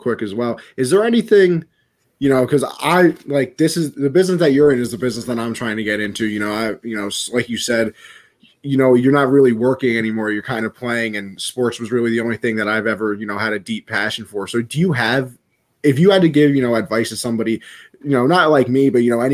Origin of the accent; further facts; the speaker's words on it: New York, United States; I am from New York